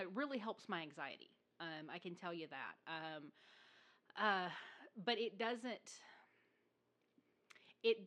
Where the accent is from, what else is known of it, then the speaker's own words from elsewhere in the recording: the South, United States; I was raised in the South